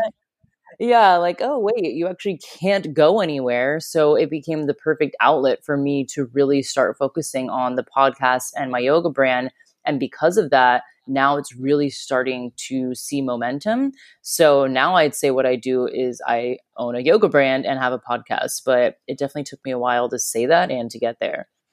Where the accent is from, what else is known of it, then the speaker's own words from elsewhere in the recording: Florida, United States; moved away as an adult; also born or lived in Chicago; now in Australia; I grew up in Florida